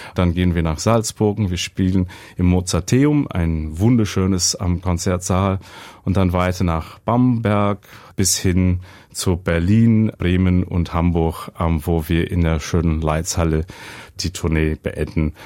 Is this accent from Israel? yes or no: no; Brisbane, Queensland, Australia; German is a second language; moved away as an adult; also born or lived in Weimar, Germany; ich bin in Brisbane aufgewachsen.